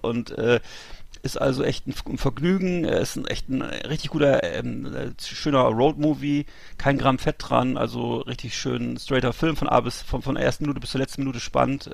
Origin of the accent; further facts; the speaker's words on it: Bremerhaven, Bremen, Germany; moved away; aus meiner Heimatstadt Bremerhaven